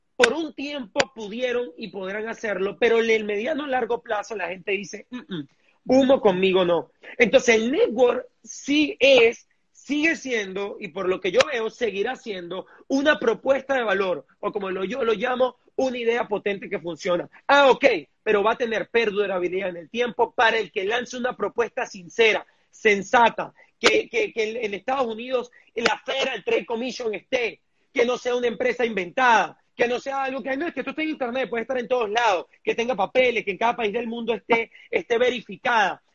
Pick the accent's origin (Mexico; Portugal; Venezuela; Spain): Venezuela; todos los venezolanos tenemos, somos brillantes